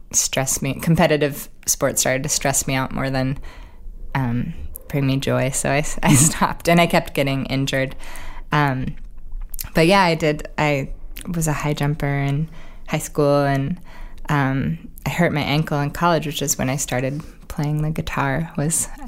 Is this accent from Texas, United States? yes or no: no; Oregon, United States; Oregon really, growing up in Oregon, we only had one professional sports team, which was the Trailblazers.